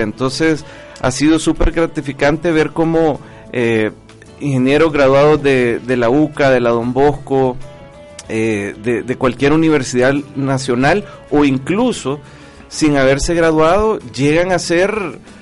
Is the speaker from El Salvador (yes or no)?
yes; El Salvador; como salvadoreños